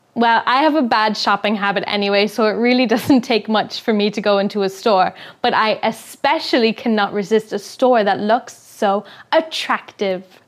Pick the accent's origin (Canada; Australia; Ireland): Ireland; I'm from Ireland